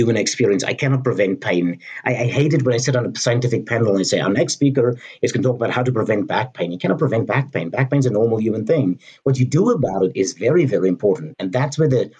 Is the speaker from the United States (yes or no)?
yes; United States; I'm an American